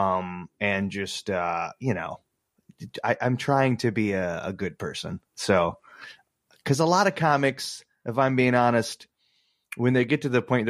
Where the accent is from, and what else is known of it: Muskegon area, Michigan, United States; born or raised there; also born or lived in Grand Rapids